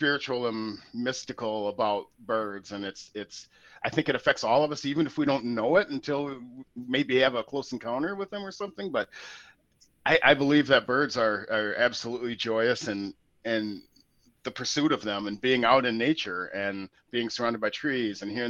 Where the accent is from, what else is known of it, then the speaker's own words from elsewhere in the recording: Portland, Oregon, United States; moved away; I'm from Portland, Oregon originally